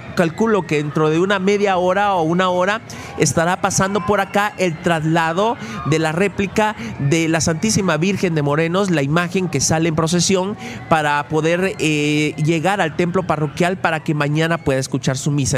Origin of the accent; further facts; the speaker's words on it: Mixco, Guatemala Department, Guatemala; siempre me siento orgulloso de este lugar donde Dios me ha dado la oportunidad de poder vivir de poder nacer y de poder crecer